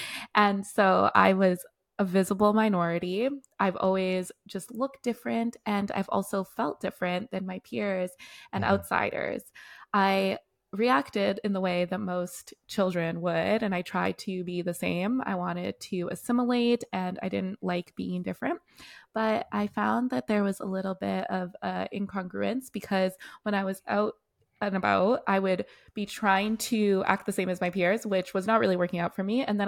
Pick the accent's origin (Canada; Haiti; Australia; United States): Canada; also born or lived in South Africa; But I was born myself in South Africa. And at like about the age of one, I was plucked out of South Africa and brought all the way to Canada. And that's where most of my childhood was.